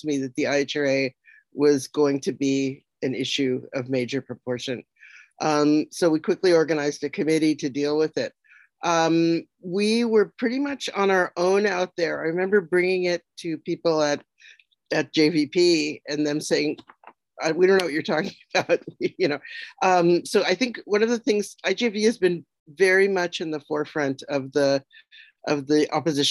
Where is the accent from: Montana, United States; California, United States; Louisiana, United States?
California, United States; moved away as an adult; also born or lived in Israel; now in Toronto, Canada; I grew up in California